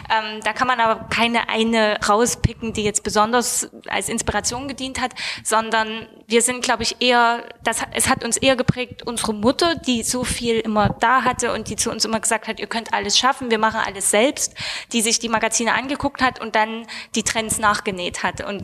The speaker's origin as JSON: {"language": "German", "region": "Saxony", "country": "Germany", "said": "aber wir kommen ja aus Sachsen, das heißt, das, äh, sind Ostdeutsche."}